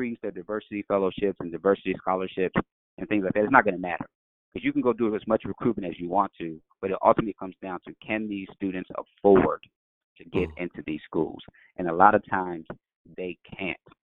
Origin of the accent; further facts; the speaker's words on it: Chicago, Illinois, United States; I'm from Chicago, the west side of Chicago